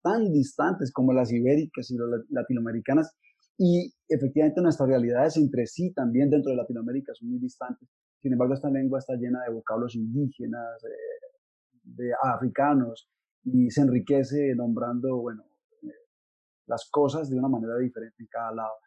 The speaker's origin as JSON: {"language": "Spanish", "town": "Tuluá", "region": "Valle del Cauca", "country": "Colombia", "tie": "born or raised there", "said": "nací en Tuluá, es un pueblo del norte del valle"}